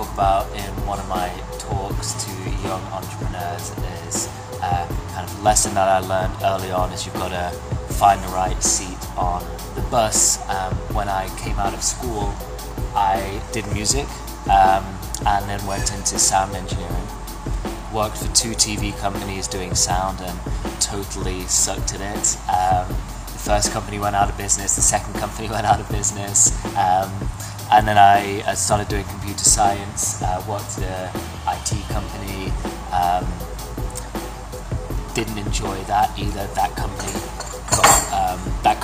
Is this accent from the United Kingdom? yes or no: yes; England, United Kingdom; moved away as an adult; also born or lived in Australia; now in Toronto, Canada; I was born in Australia, raised in England, and now live in Toronto.